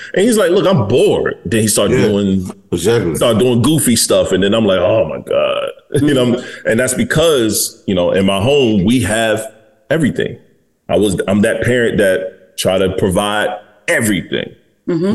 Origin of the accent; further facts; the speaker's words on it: Detroit, Michigan, United States; I'm from Detroit, Michigan